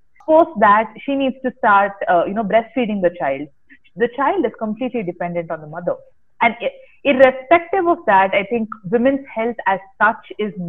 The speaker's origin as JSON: {"language": "English", "town": "Bangalore", "region": "Karnataka", "country": "India", "said": "I'm basically from Bangalore"}